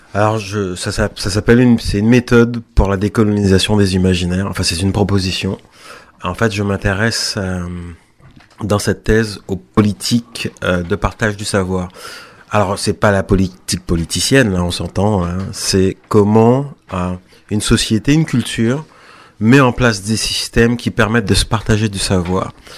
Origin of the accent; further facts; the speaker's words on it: Pointe-à-Pitre, Guadeloupe; moved away; je suis né à Pointe-à-Pitre